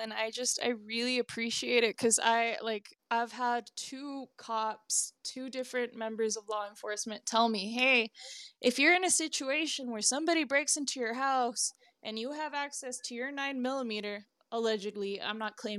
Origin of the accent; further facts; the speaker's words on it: Texas, United States; also born or lived in Arizona; I absolutely love being born and raised because I've spent the most of my life in Texas. I grew up in Arizona too, like over the summers.